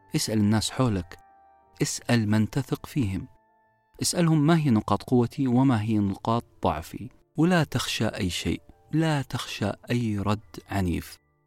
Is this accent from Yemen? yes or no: no; Saudi Arabia; نطلقه بالعامية في المملكة العربية السعودية